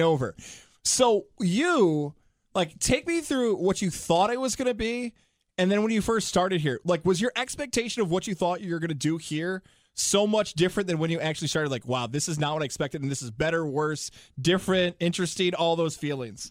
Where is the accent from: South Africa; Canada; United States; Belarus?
United States; Syracuse, New York; moved away as an adult; now in Capital Region, New York, United States; I'm from Syracuse, New York, from Salve High School. That's where I went to school.